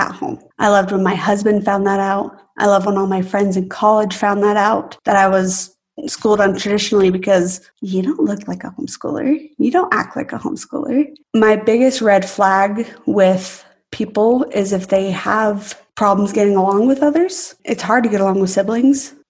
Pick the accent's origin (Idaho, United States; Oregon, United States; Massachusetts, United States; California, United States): Idaho, United States; Growing up in Idaho